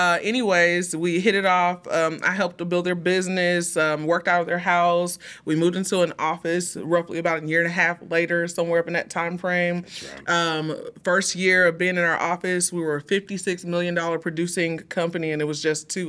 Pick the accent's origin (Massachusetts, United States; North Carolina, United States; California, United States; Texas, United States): Texas, United States; Houston; Well, we're originally from Houston, Texas.